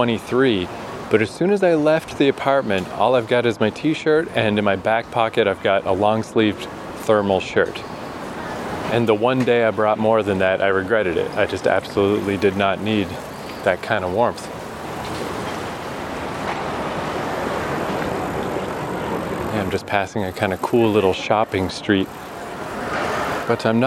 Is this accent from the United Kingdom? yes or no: no; Fredericton, New Brunswick, Canada; moved away as an adult; now in Tokyo, Japan; there's a university in my hometown, the University of New Brunswick